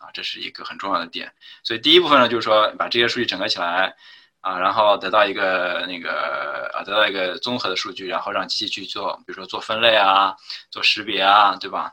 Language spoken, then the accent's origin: Chinese; China; 我当然是，就是国内打长大的，就是从小肯定是用Windows的